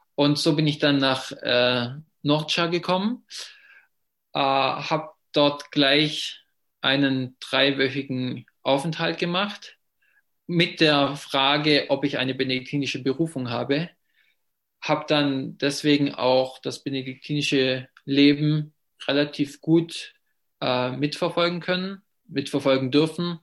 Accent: Ravensburg, Baden-Württemberg, Germany; first language German; bin ich Muttersprache Deutsch und ich komme aus Ravensburg, das in der Nähe vom Bodensee ist

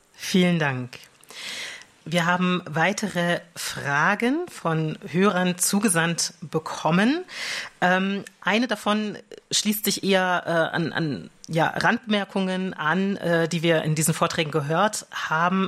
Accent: Rhineland, Germany; als Rheinländer

